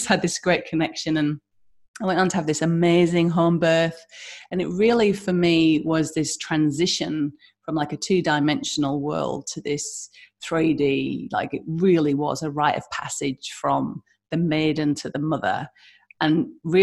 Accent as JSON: {"language": "English", "country": "United Kingdom", "moved": "yes", "lives_now": "Western Australia, Australia", "said": "as you can hear my accent, I'm from the UK"}